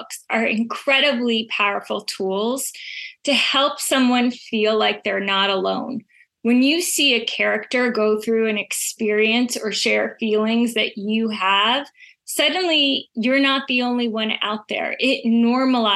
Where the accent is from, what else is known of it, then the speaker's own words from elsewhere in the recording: Israel; now in Connecticut, United States; I'm originally from Israel.